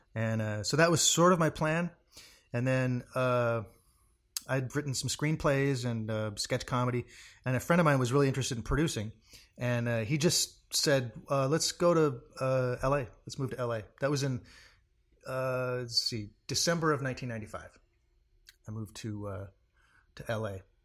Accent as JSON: {"language": "English", "town": "Portland", "region": "Oregon", "country": "United States", "said": "Originally, I'm from Portland, Oregon"}